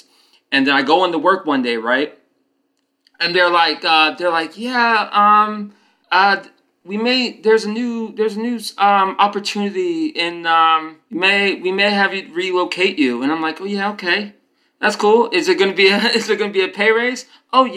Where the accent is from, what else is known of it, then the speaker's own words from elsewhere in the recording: Titusville, Florida, United States; moved away as an adult; also born or lived in Orlando, Florida / Richmond; I'm from Central Florida originally. Like, small town. Do you know where NASA is? Yeah. That's my hometown. Titusville